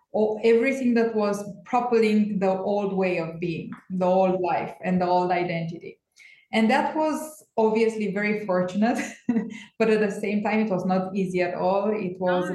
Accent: Romania; now in Portugal; I'm based in Portugal, and I am from Romania

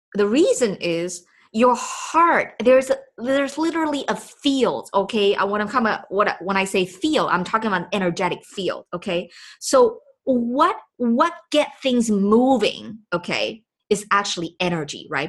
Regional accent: Taipei, Taiwan; first language Chinese; English is a second language; moved away; I was born and raised in Taipei, Taiwan

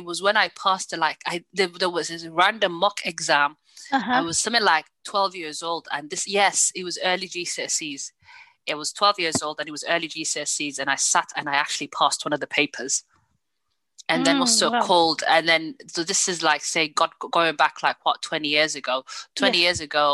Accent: the north of England, United Kingdom; me being especially from the north

